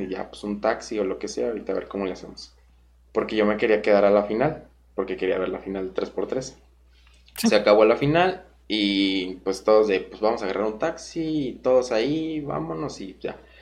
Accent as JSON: {"language": "Spanish", "region": "Guanajuato", "country": "Mexico", "said": "yo soy de Guanajuato"}